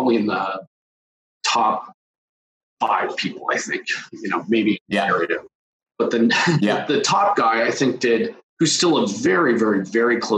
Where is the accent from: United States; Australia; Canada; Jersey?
Canada; Toronto, Ontario; I grew up in the suburbs of Toronto.